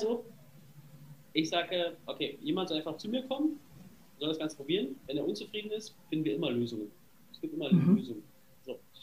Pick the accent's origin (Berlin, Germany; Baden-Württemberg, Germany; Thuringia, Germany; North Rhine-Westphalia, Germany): Berlin, Germany; ich komme aus Berlin